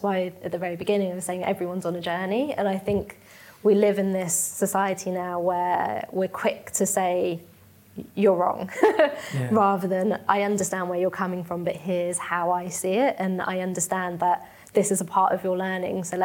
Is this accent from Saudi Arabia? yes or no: no; London, United Kingdom; also born or lived in Mauritius / Surrey; now in Manchester, United Kingdom; I'm Mauritian, so it's I'm of Indian heritage from a country that's in Africa, but grew up in London and now live in Manchester.